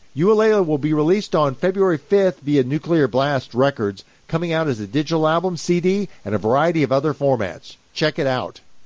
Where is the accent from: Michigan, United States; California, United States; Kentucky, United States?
Kentucky, United States; growing up in Kentucky, I'm not only not fluent in Finnish